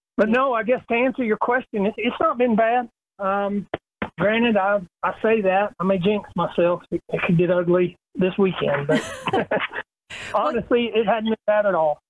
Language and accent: English; Little Rock, Arkansas, United States; growing up in Little Rock and knowing the Clay family my whole life